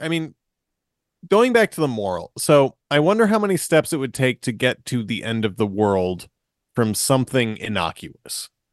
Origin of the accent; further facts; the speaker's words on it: Marshfield, Massachusetts, United States; we're also boys from Massachusetts. It's true. I'm from Marshfield.